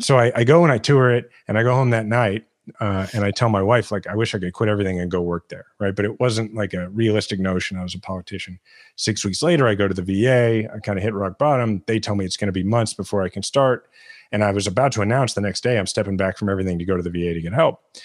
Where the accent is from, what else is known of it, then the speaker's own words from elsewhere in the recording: Kansas City, Missouri, United States; my hometown in Kansas City